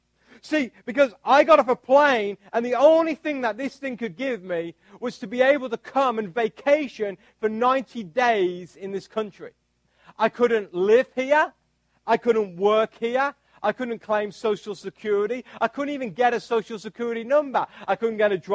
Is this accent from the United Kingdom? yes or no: yes; United Kingdom; now in United States; this is my British passport. And what this does, this basically gives me all the rights of being a British citizen.